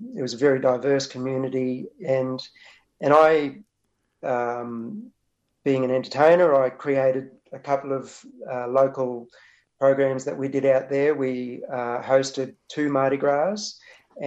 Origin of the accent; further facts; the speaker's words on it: Sapphire Gemfields, Queensland, Australia; now in Wurundjeri lands (Melbourne area), Australia; I was growing up on the Sapphire Gemfields, which is about almost 4 hours inland from Rockhampton.